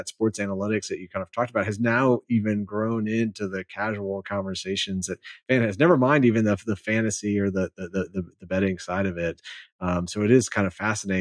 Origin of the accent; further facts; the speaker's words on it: Michigan, United States; moved away as an adult; now in San Antonio, United States; I grew up in Michigan, so I'm a fan of all the Detroit teams